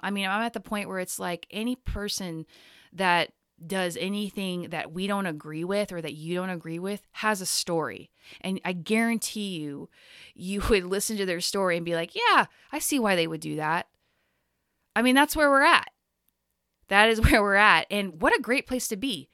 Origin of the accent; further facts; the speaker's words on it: Texas, United States; now in Portland, United States; the exact same place I grew up in Texas